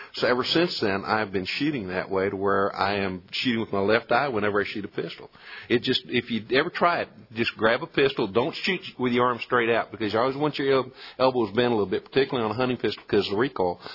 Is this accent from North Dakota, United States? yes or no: no; Colorado County, Texas, United States; born or raised there